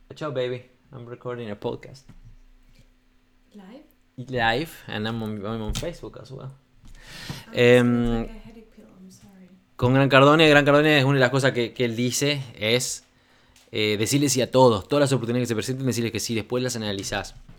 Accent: Uruguay; moved away as an adult; also born or lived in Democratic Republic of the Congo; cuando me fui al Congo en el 2014 ya no volví al Uruguay. Yo años anteriores, debido a bueno, mi carrera como relacionista público, trabajé para, bueno, para varios este, establecimientos, para discotecas muy grandes de mi país

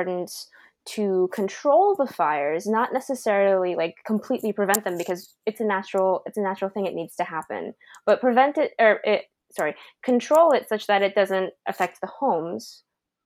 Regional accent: Santa Clarita, California, United States; now in San Diego, United States; my hometown. So I lived in Santa Clarita

